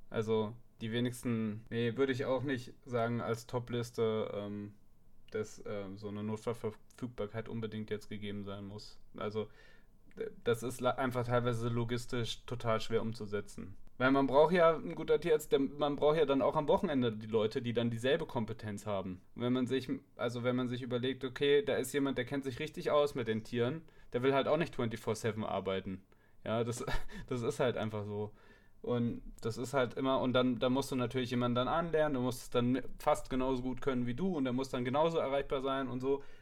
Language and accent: German; Darmstadt, Hesse, Germany; ich komme ursprünglich aus Darmstadt, da sind, in Darmstadt gibt es auch keine Tierklinik 24-7.